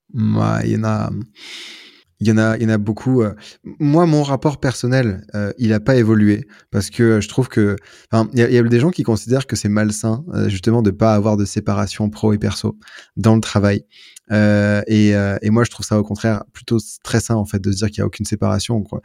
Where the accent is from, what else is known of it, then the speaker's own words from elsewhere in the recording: France; now in Lyon, France; en tant que Français